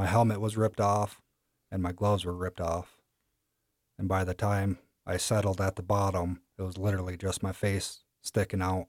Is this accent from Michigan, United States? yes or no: no; Wisconsin, United States; moved away as an adult; now in Star Valley, United States; I grew up in Wisconsin, trail riding